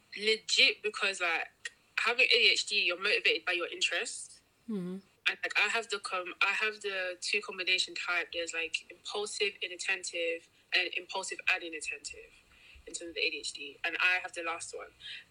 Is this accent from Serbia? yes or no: no; Nigeria; Like, growing up, because obviously we're Nigerian, right?